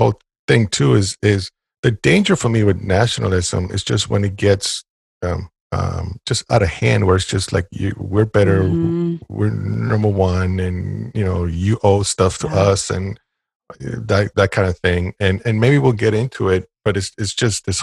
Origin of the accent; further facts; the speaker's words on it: Puerto Rico; moved away; also born or lived in North Carolina; I'm Puerto Rican. I was born and raised in Puerto Rico.